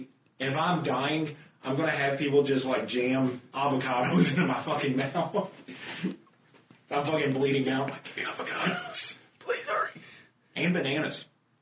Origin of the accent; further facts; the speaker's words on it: United States; being American and all.